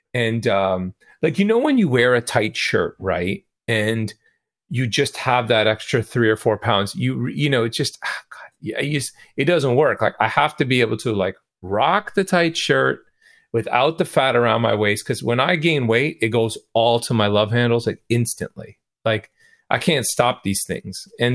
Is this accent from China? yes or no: no; Toronto, Ontario, Canada; a lot of the musicians that I know growing up in Toronto